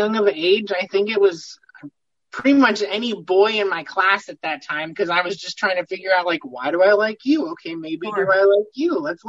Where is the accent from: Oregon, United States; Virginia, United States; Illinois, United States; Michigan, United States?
Illinois, United States; Peoria; I am from Peoria, Illinois. I actually live in Peoria Heights, but I'm Midwest, pretty much born and raised.